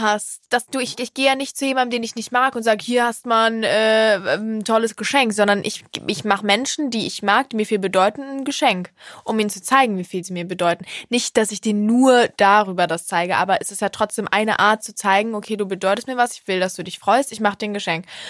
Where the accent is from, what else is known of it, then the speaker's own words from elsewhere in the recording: Cologne, North Rhine-Westphalia, Germany; bei uns in Köln